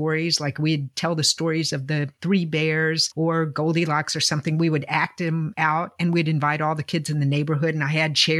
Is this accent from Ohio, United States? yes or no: no; Virginia, United States; I'm from Virginia